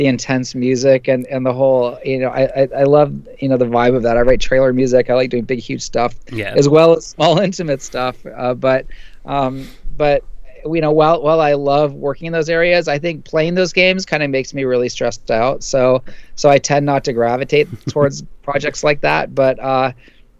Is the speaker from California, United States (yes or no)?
yes; San Francisco, California, United States; I grew up in San Francisco